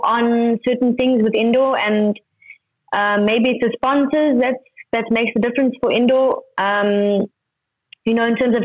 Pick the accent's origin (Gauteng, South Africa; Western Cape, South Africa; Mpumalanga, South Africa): Gauteng, South Africa; Johannesburg; also born or lived in Cape Town; I'm a Joburg girl at heart. You know, born and bred here